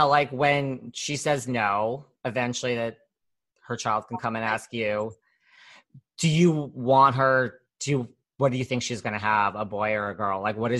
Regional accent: New York City, New York, United States; I'm from New York City. I mean, but I have traveled all over

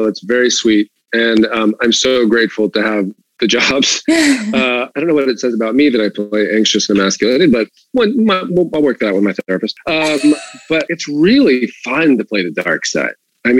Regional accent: the South, United States; I grew up in the South where, football was pretty much a religion.

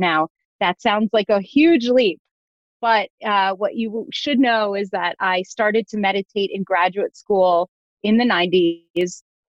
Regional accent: Jerusalem, Jerusalem District, Israel; born there; But I was born in Jerusalem, on my father's side, 19th generation born in Jerusalem.

